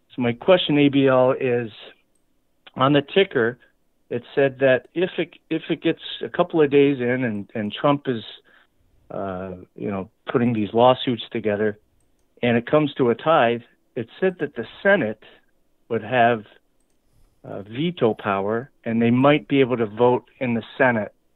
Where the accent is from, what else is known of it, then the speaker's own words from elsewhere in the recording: Canada; also born or lived in Michigan; now in Lansing, Michigan, United States; I grew up in Canada, okay, and I'm a green card holder. I live in Michigan